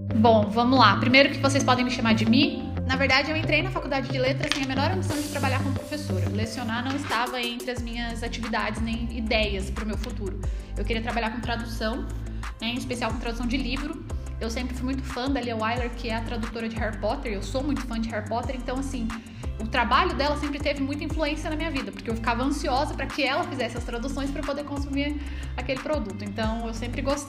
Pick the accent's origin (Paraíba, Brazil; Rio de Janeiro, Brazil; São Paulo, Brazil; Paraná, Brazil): São Paulo, Brazil; Taubaté; eu voltei para minha cidade, que eu sou de Taubaté, cidade da grávida